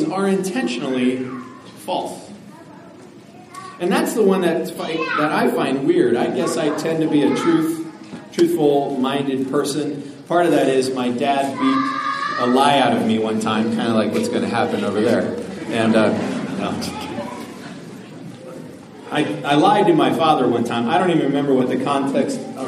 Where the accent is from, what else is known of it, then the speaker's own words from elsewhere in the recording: Denver, Colorado, United States; I grew up in Denver. I lived in Denver all my life